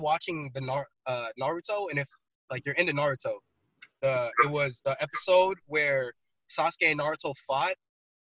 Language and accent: English; San Diego, California, United States; So I'm from San Diego, California